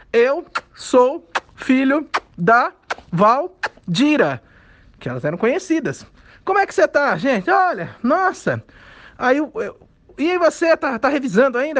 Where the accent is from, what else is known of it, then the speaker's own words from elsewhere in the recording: Pirajuí, São Paulo, Brazil; moved away; eu sou da cidade de Pirajuí, uma cidade do interior de São Paulo.